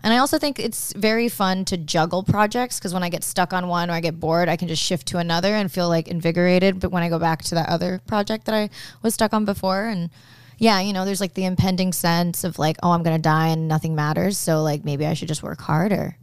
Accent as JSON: {"language": "English", "region": "Okinawa", "country": "Japan", "tie": "born or raised there", "moved": "yes", "said": "I grew up in Okinawa, which is more like hillbilly Japanese"}